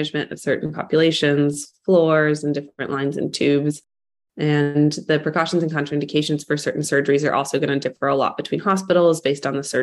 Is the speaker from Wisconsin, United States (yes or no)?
no; Atlanta, Georgia, United States; moved away as an adult; also born or lived in Birmingham, Alabama; now in Nashville, United States; I grew up in the Atlanta area